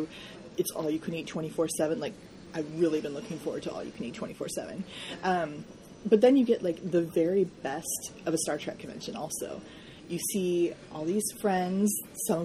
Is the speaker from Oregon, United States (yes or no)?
yes; Portland, Oregon, United States; I am from Portland, Oregon